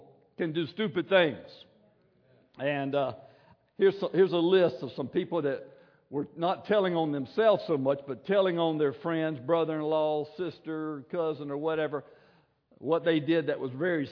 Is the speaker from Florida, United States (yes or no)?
yes; Williston, Florida, United States; I'm from Williston